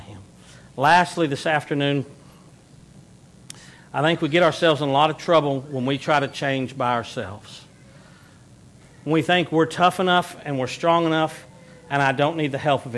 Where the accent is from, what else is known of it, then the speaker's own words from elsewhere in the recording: Texas, United States; we're from the South, especially those of us that are Texans